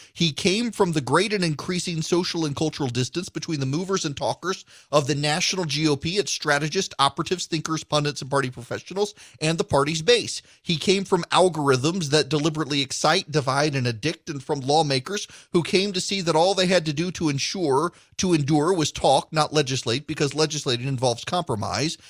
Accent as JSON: {"language": "English", "region": "Louisiana", "country": "United States", "also_born_or_lived": "middle Georgia", "moved": "yes", "lives_now": "Georgia, United States", "said": "I'm from Louisiana"}